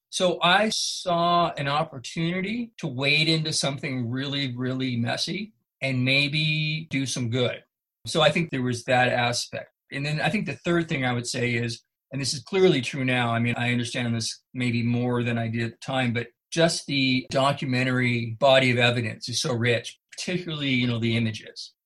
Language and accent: English; Northern California, United States; I grew up in Northern California.